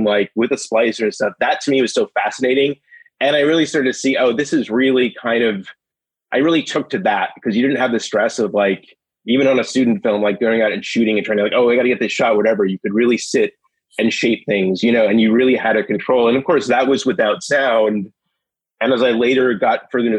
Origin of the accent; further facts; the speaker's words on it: Minneapolis, Minnesota, United States; I grew up in Minneapolis